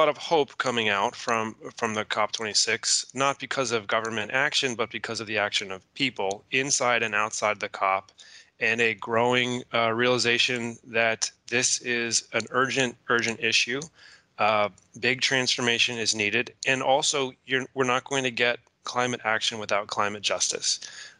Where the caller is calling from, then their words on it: Baltimore, Maryland, United States; coming from the United States, so I'm calling from Baltimore, Maryland